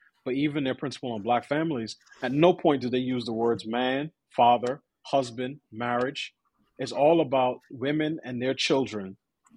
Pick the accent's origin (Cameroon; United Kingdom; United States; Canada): United States; New York; I grew up in New York, I went to, you know, five different schools between K through 12